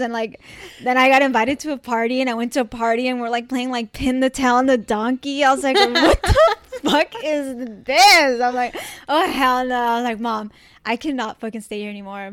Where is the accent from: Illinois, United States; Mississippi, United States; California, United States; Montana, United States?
California, United States; Orange County; O C's dope. We grew up here